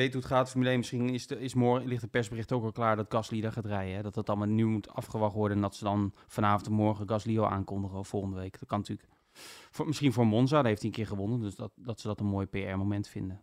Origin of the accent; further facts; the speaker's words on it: Netherlands; als Nederlandse journalist